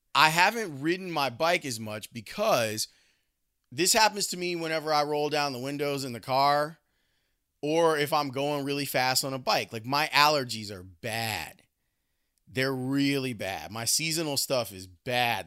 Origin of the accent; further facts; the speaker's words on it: Chicago, Illinois, United States; growing up in Roseland and the places we would go on our bikes